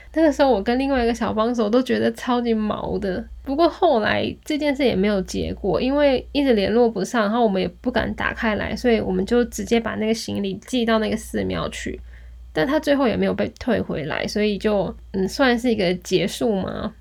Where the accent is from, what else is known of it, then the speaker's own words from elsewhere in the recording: Taiwan; moved away as an adult; also born or lived in Kyoto, Japan; 我们是台湾来的啊，然后我们是来打工度假的